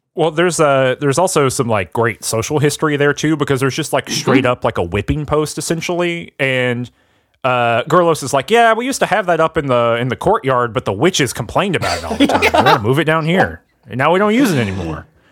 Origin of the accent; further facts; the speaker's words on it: the South, United States; I'm from the South